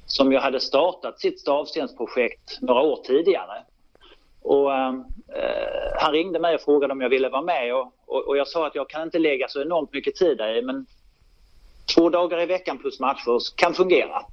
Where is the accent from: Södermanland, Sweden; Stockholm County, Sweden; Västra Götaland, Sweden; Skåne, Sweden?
Skåne, Sweden; Lund; born or raised there; also born or lived in Malmö